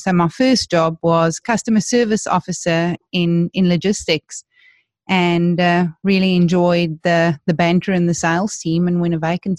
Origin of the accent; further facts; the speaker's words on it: Johannesburg, Gauteng, South Africa; I was born and bred in South Africa. So I come from Johannesburg, where I went to school